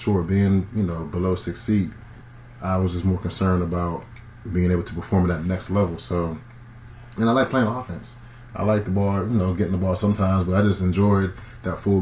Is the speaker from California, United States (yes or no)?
no; Braddock, Pennsylvania, United States; I'm from Pittsburgh, man. Braddock, to be specific. You know, Woody High all day, Woodland Hills High School.